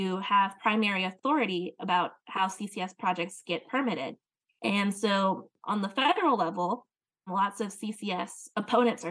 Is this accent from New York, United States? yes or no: no; Louisiana, United States; In my home state of Louisiana